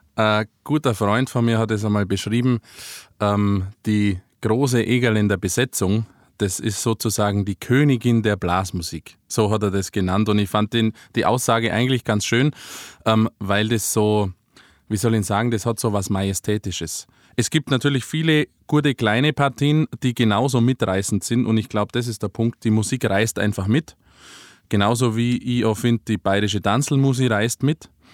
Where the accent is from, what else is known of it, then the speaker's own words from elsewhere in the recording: Ries, Bavaria, Germany; aus meiner Heimat mit eingebaut, aus Maries, Ries